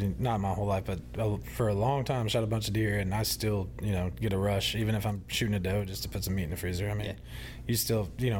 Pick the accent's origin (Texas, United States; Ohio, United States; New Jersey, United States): Texas, United States; West; So I grew up in West.